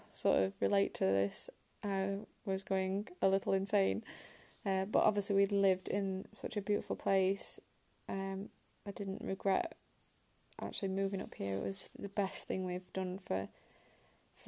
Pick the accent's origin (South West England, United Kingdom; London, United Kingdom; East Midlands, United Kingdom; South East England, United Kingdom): East Midlands, United Kingdom; Chesterfield; moved away as an adult; now in Scotland, United Kingdom; We're originally from Chesterfield. Me and my husband decided to move up to Scotland a few years ago